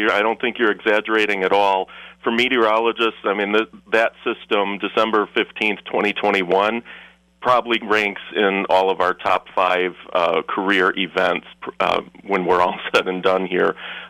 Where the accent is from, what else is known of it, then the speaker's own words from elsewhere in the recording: Milwaukee, Wisconsin, United States; moved away; also born or lived in La Crosse, Wisconsin; I'm from Wisconsin originally, from the Milwaukee area, so I was really excited to get back to my home state. But yeah, I've been in La Crosse area for 3 years now